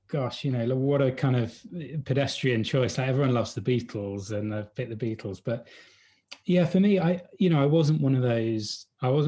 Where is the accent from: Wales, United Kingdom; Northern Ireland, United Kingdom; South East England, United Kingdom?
South East England, United Kingdom; Hampshire; moved away; I grew up in a village, a little, you know, English countryside village, you know, in Hampshire, so not too far away from London.